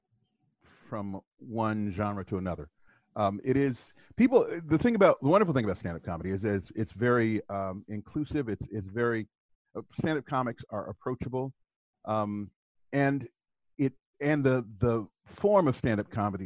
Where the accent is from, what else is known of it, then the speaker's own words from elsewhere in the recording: Southwest Ohio, United States; I grew up in Southwest Ohio